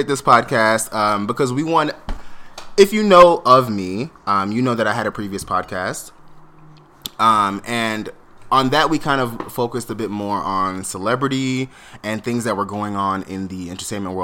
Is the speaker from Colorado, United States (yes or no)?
no; South Florida, United States; I grew up in South Florida, so for me it was Galaxy Skating Rink